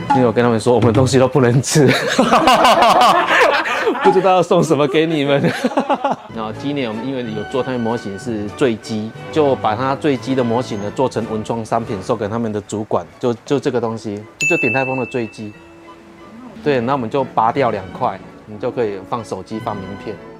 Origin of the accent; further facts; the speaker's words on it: Taiwan; 真正在做的就是我一个台湾人，然后两个日本人，我们三个一个 team 这样来做